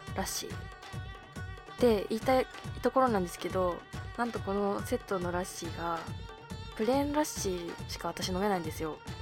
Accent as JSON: {"language": "Japanese", "region": "Hokkaido", "country": "Japan", "moved": "yes", "lives_now": "Tokyo, Japan"}